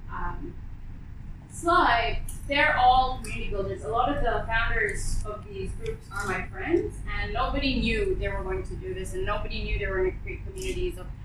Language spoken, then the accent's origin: English; Bangladesh; now in United Arab Emirates; I'm from Bangladesh, and Bangladeshis in general are very communal, uh, well, community oriented.